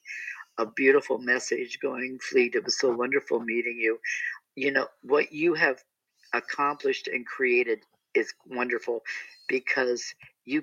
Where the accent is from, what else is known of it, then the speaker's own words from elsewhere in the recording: Akron, Ohio, United States; now in Palm Springs, United States; when I was growing up in Akron, Ohio